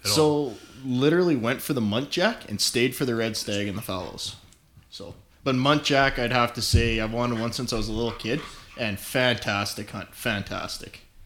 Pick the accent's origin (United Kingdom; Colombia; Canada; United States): Canada; north of Calgary, Alberta; I grew up on a ranch north of Calgary